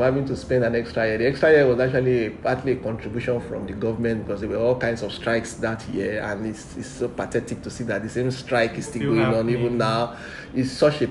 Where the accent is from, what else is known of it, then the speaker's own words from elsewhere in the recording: Warri, Delta, Nigeria; I grew up in the center of town of Wari. And growing up in Wari was quite an interesting experience